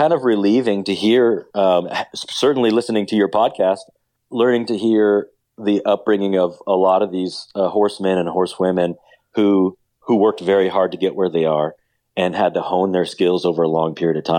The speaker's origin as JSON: {"language": "English", "region": "Indiana", "country": "United States", "tie": "born or raised there", "said": "I grew up in Indiana"}